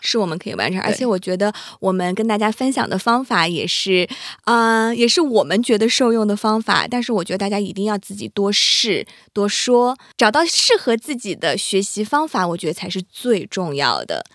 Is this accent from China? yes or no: yes; China; first language Mandarin; 我们中国人